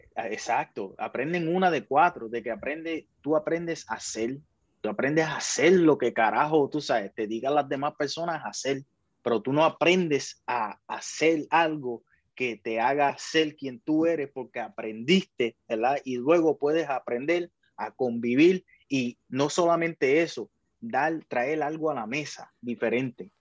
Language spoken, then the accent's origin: Spanish; Puerto Rico; Puerto Rico es un país de que se, se engaña a sí mismo pensando que somos mejores